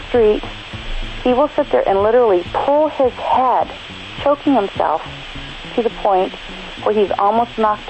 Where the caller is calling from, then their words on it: Lake Mathews, California, United States; I'm calling from Lake Matthews, California.